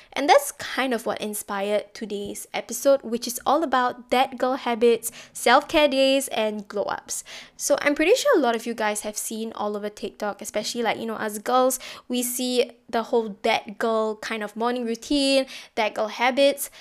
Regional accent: Singapore; being Singaporean

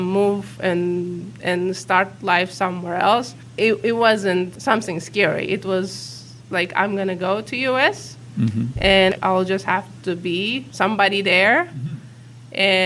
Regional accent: Uzbekistan; English is a second language; moved away; I was born in a country that doesn't exist. I was born in the Soviet Union.

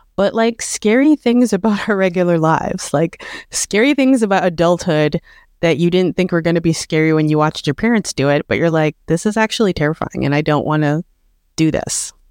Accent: Canada; born or raised there

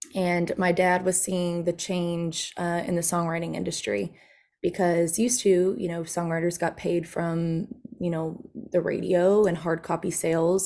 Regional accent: Nashville, Tennessee, United States; moved away; also born or lived in Texas; I grew up, I was from Nashville, Tennessee. My dad was a songwriter there

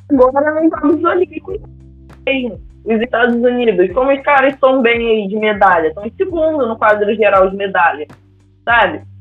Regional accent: Miguel Pereira, Rio de Janeiro, Brazil; Quando eu era criança, né, morando em Miguel Pereira

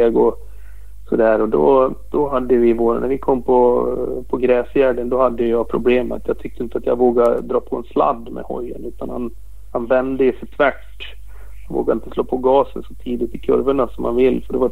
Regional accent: Austria; Jag är från Österrike.

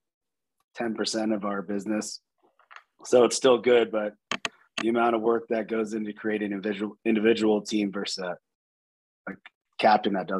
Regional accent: San Diego, California, United States; moved away as an adult; now in Louisville, United States; I'm originally from San Diego, moved out here in 2010 to get this going

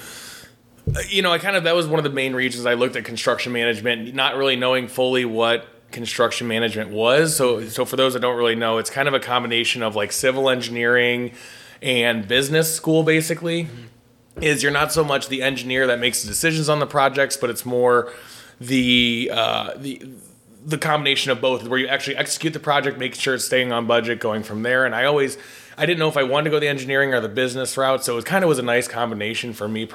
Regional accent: St. Louis, Missouri, United States; also born or lived in Peoria, Illinois; I grew up here in St. Louis from South County, Afton

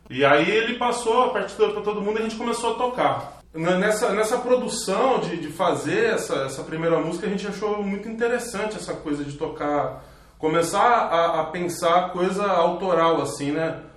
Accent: Araçatuba, São Paulo, Brazil; moved away; also born or lived in Tatuí; Eu vim de Araçatuba

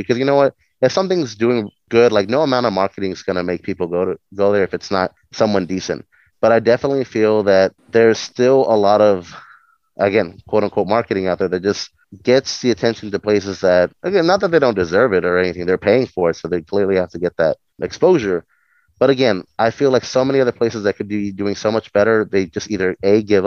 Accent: Mexico; moved away; I come from Mexico, so like I've had the immigrant life and everything

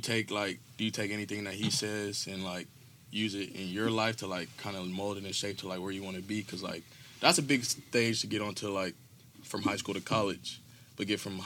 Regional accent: Dallas, Texas, United States; I'm from Dallas

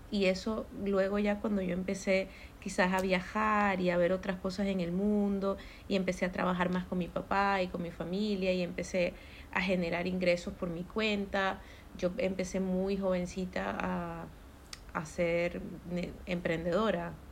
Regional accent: Maracaibo, Zulia, Venezuela; moved away as an adult; now in United States; vengo de Maracaibo, Venezuela

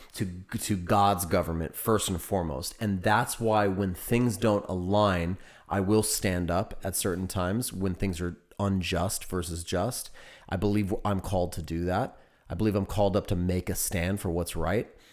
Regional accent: United States; now in Texas, United States; I am an American.

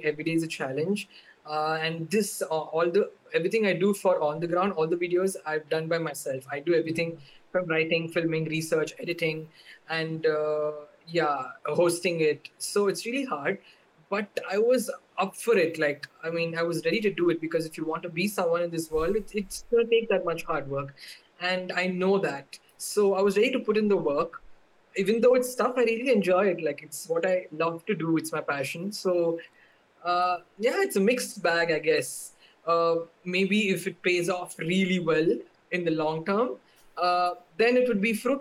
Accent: Coimbatore, Tamil Nadu, India; also born or lived in Chennai / New Delhi; I am based out of Coimbatore. That's my hometown, which is in Tamil Nadu.

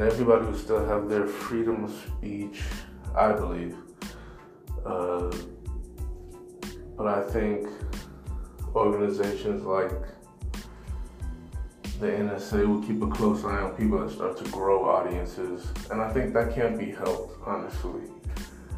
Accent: United States; I'm an American. I was born and raised here

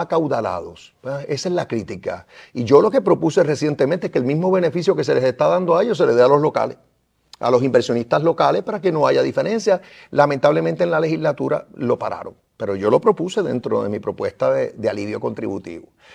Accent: Puerto Rico; nosotros somos parte de Estados Unidos

